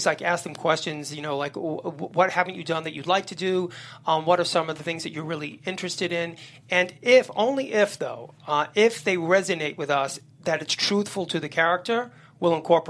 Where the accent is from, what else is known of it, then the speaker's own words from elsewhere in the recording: New York City, New York, United States; I grew up in Hell's Kitchen in the 70s, very violent, crazy neighborhood